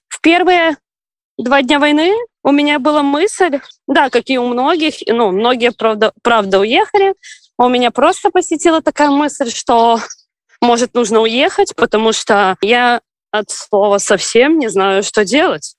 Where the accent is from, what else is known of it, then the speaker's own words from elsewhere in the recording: Belarus; moved away as an adult; now in Ukraine; родом я из Беларуси